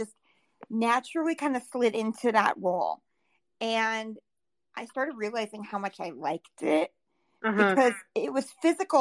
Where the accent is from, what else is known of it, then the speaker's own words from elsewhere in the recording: Southwest Minnesota, United States; moved away as an adult; now in South Dakota, United States; I am born and raised in Southwest Minnesota.